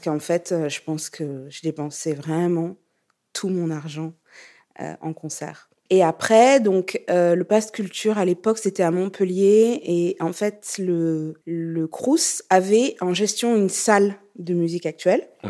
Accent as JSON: {"language": "French", "country": "Burkina Faso", "tie": "born or raised there", "also_born_or_lived": "Lyon, France", "moved": "yes", "said": "je viens du Burkina"}